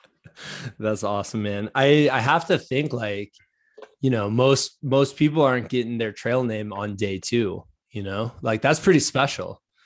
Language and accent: English; Iowa, United States; now in Virginia, United States; I'm from Iowa, so, like, we moved to Virginia.